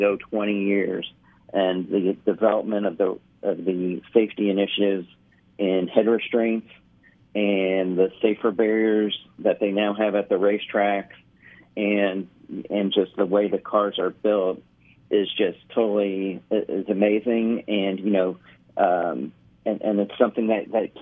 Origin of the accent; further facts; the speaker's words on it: Indianapolis, Indiana, United States; moved away; Well, I grew up in Indianapolis. Okay. I moved to Indianapolis when I was 10.